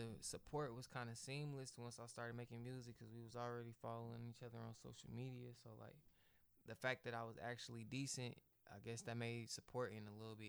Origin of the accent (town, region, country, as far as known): Grandview, Missouri, United States